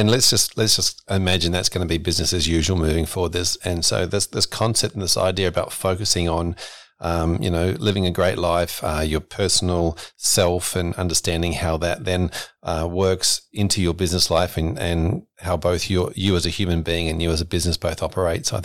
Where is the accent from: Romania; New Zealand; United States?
New Zealand; accent: New Zealand; I was I was actually born and brought up in New Zealand, and so sometimes you'll hear that through as a funny little accent that uh, tends to come through every now and then in a, in a, word.